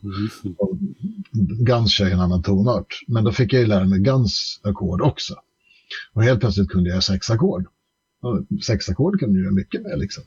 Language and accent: Swedish; Stockholm, Stockholm County, Sweden; vi flyttade till Skarpnäck, eh, förort i Stockholm. 1984 eh, har jag för mig. Jag var fem år gammal